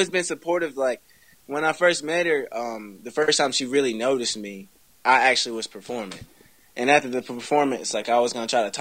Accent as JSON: {"language": "English", "town": "Burlington", "region": "North Carolina", "country": "United States", "tie": "born or raised there", "said": "my hometown, Burlington."}